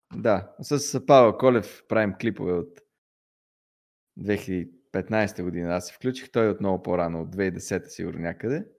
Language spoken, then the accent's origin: Bulgarian; Pleven, Pleven Province, Bulgaria; moved away as an adult; now in Sofia, Bulgaria; аз съм от Плевен, родом